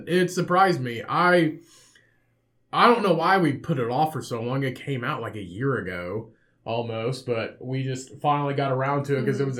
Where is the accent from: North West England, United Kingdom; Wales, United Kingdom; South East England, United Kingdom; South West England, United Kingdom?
North West England, United Kingdom; Liverpool; I grew up in Liverpool.